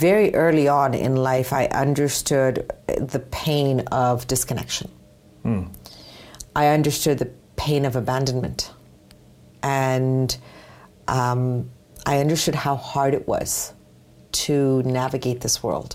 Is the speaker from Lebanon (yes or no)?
no; Canada; also born or lived in United States; I was raised here in Canada, in the U.S.